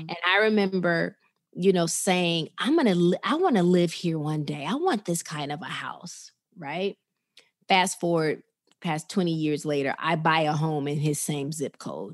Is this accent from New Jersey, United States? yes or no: no; Chicago, Illinois, United States; now in Atlanta, United States; I'm a Chicago girl. I'm from the Chicago area